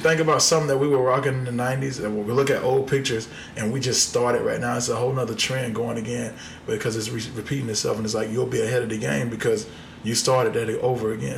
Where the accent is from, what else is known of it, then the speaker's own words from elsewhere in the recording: Haines City, Florida, United States; I'm from Florida, Polk County, Florida